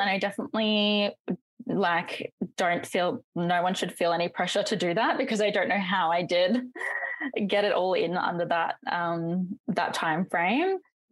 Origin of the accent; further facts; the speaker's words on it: North Queensland, Australia; I'm from North Queensland.